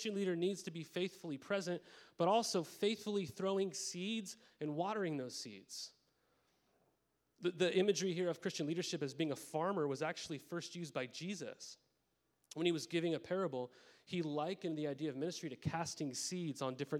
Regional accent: Montana, United States; moved away; I grew up in Montana

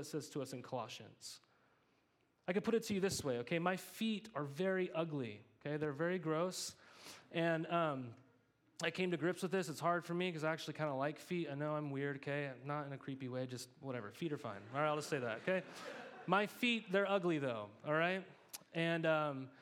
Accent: Montana, United States; I grew up in Montana

